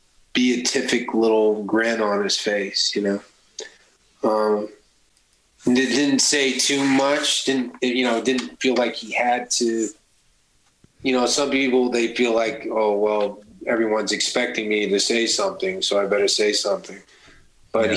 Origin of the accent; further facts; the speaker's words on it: Kentucky, United States; I'm really from Kentucky.